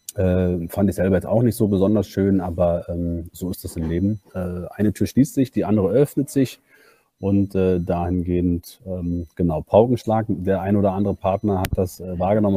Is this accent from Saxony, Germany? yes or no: no; Berlin, Germany; also born or lived in Hamburg; bin gebürtiger Berliner und eigentlich Banker